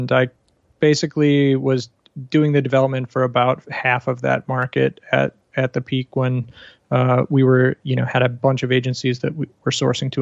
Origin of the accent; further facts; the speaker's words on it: Chicago, Illinois, United States; moved away as an adult; also born or lived in Panama; now in Bangkok, Thailand; I grew up in the States near Chicago area. I left in 2008, so I have been outside for a little while.